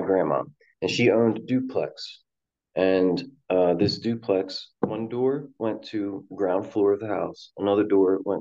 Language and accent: English; Salem, New Jersey, United States; moved away; also born or lived in Alaska; I was born in Salem, New Jersey. It's like 15 minutes from Philadelphia